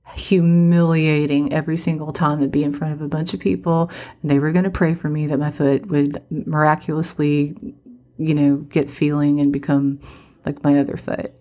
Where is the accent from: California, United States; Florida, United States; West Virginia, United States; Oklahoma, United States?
West Virginia, United States; I'm from West Virginia